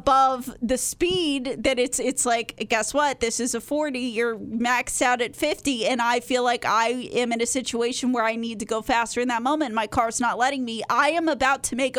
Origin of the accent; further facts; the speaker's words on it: Texas, United States; moved away; I grew up in Texas. I learned how to drive in Texas.